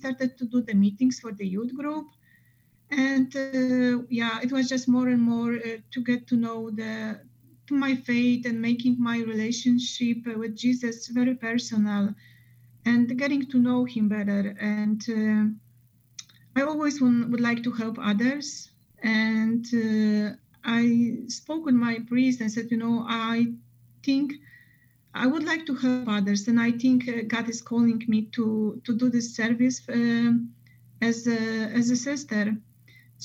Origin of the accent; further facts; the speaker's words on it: Poland; now in Chicago, United States; we are from Poland and mostly our families are over there